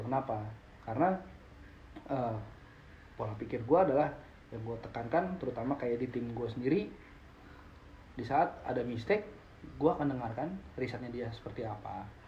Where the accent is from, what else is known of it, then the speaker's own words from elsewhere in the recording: Indonesia; no I'm Indonesian